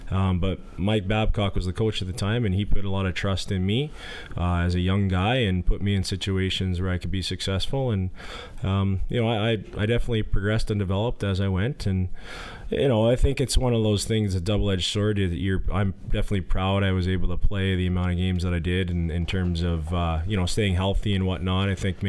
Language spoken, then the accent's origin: English; Yorkton, Saskatchewan, Canada; we had some pretty good teams growing up in Yorkton in the Pee Wee Bantam time frame